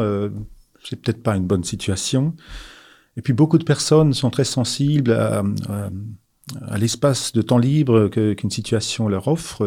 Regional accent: Alsace, Grand Est, France; Je suis euh, né en Alsace, j'ai grandi en Alsace

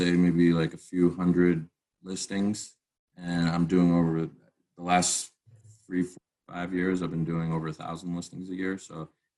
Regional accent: Massachusetts, United States; I started off in Massachusetts. It's my home state

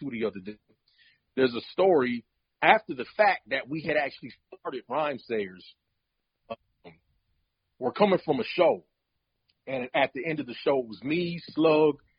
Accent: Minneapolis, Minnesota, United States; growing up in Minneapolis

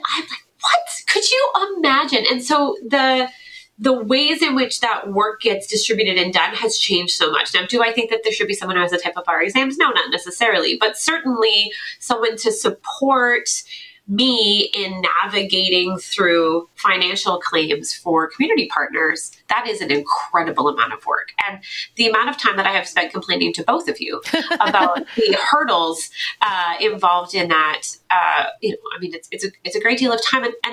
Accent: Fredericton, New Brunswick, Canada; moved away as an adult; also born or lived in Toronto; I moved from Toronto back to my hometown of Fredericton, New Brunswick, where my mother and her sister live

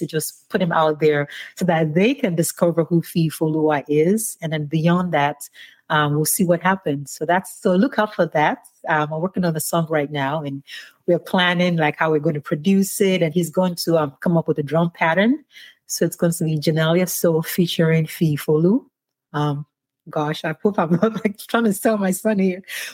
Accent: Ibadan, Oyo, Nigeria; moved away as an adult; now in United States; I grew up in Ibadan

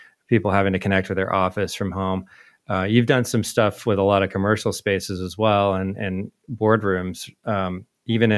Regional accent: Indianapolis, Indiana, United States; very close to where I grew up, actually, in Indianapolis

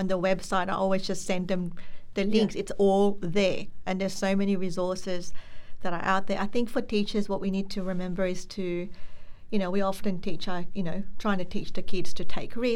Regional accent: Philippines; now in Australia; I came from the Philippines

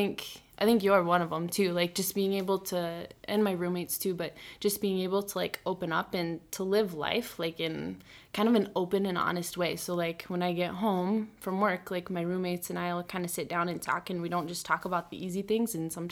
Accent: Yankton, South Dakota, United States; moved away as an adult; now in Sioux Falls, United States; So I grew up in Yankton, South Dakota. I'm 26 years old.

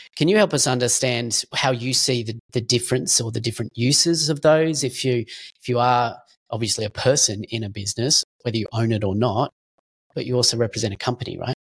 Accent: Australia; we're both Australian

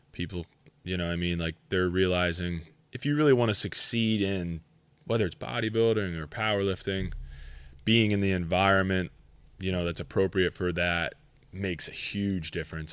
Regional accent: Schuylkill County, Pennsylvania, United States; I'm from Schuylkill County

